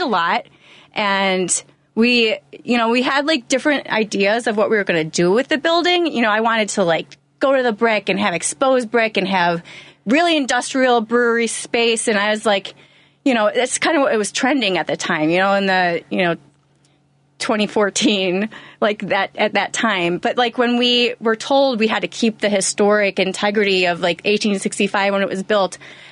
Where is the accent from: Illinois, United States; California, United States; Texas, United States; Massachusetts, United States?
Illinois, United States; Orland Park; I grew up in the South Side, Orland Park